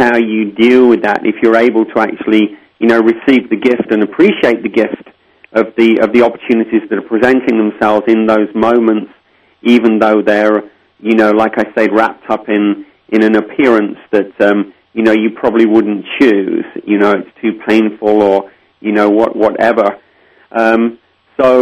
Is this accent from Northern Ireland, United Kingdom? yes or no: no; Lincolnshire, East Midlands, United Kingdom; I was born and raised in Lincolnshire, England, the Shire of Lincoln